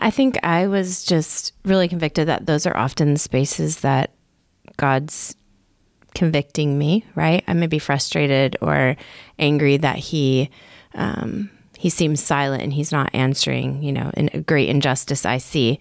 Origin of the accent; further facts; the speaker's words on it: Michigan, United States; moved away as an adult; also born or lived in Haiti; now in Augusta, United States; I grew up in Michigan, but also in a pretty conservative church